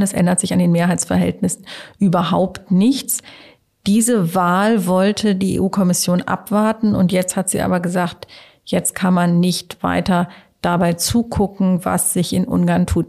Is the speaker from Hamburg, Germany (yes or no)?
yes; Hamburg, Germany; moved away; also born or lived in Cologne; komme ja aus Hamburg